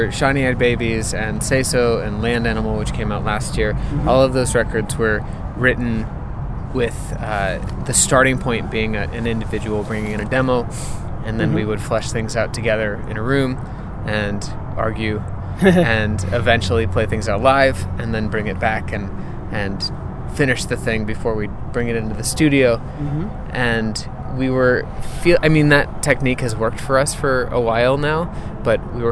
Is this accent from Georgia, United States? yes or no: no; Colorado, United States; moved away; also born or lived in Boston; I'm from Colorado